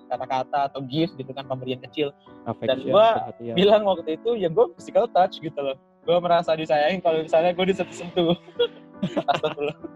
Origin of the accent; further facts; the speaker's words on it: Riau, Indonesia; born there; gue tuh orang Bugis, kan uh, notabene Bugis di Makassar gitu. Nah, gue sementara gue lahir di Riau gitu.